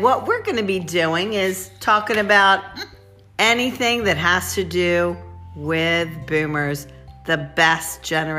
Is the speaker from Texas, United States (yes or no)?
no; Randallstown, Maryland, United States; we grew up in Randallstown, Maryland.